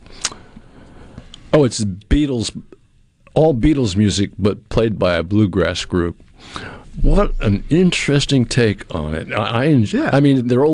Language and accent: English; New England, United States; I grew up in New England